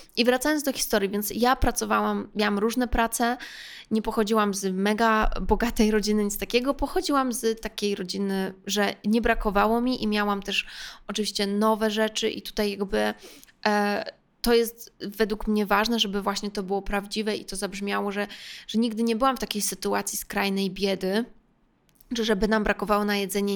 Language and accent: Polish; Warsaw, Masovian Voivodeship, Poland; Więc jestem z Warszawy